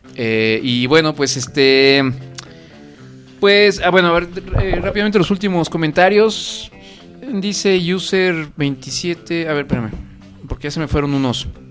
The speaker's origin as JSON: {"language": "Spanish", "country": "Mexico", "said": "como buenos mexicanos que somos"}